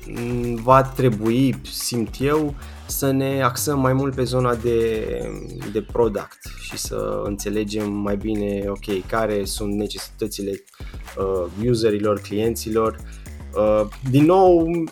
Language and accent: Romanian; a commune near Bucharest, Giurgiu County, Romania; moved away as an adult; now in Bucharest, Romania; nu sunt din București, sunt uh, dintr-o comună de pe lângă București, uh-huh. la vreo 20 de kilometri